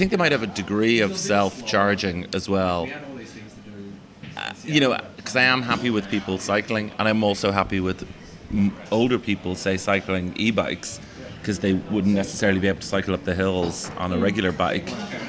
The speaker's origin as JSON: {"language": "English", "country": "Australia", "tie": "born or raised there", "said": "Growing up in Australia, I always dreamt of one day playing banjo on the streets of Zagreb."}